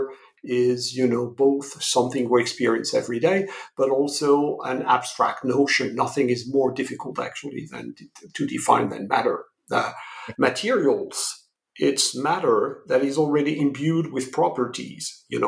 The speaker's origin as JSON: {"language": "English", "country": "France", "second_language": "English", "moved": "as an adult", "lives_now": "United States", "said": "as you may gather from my accent, I come from Europe, from France."}